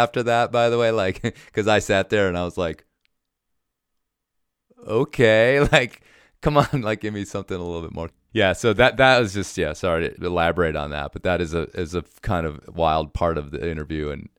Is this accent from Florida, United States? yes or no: no; Colorado, United States; when I first started climbing, one of my guys was Leighton Koehr because I was from Colorado.